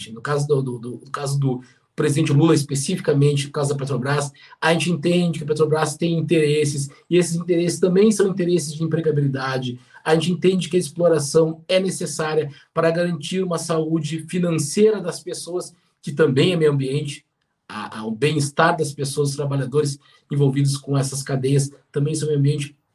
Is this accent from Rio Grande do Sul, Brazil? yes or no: yes; Rio Grande, Rio Grande do Sul, Brazil; eu venho de uma região, eu cresci, é, alguns já sabem, em Rio Grande. Rio Grande é uma região no extremo sul aqui do, do Rio Grande do Sul